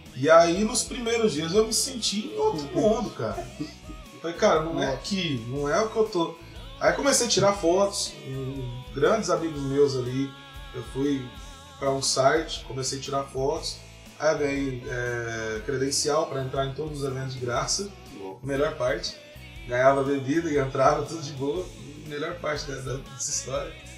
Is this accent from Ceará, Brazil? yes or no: no; Dourados, Mato Grosso do Sul, Brazil; moved away as an adult; also born or lived in Rondônia; now in Uberlândia, Brazil; eu sou de Dourados, Mato Grosso do Sul